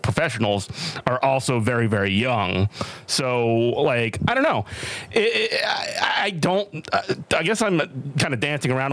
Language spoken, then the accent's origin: English; New Orleans, Louisiana, United States; I'm from New Orleans, born and raised